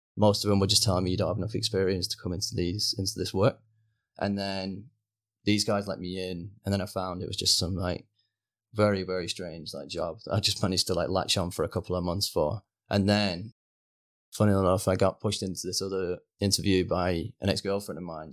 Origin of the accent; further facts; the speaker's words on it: Rochdale, North West England, United Kingdom; moved away as an adult; now in Canada; I actually grew up in, uh, a little village called Norden, so it's about twelve miles outside of Manchester city centre.